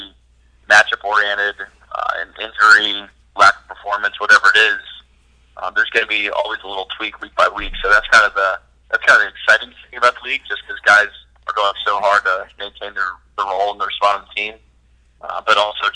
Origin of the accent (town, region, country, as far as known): Ohio, United States; born or raised there; moved away as an adult; also born or lived in College Park, Maryland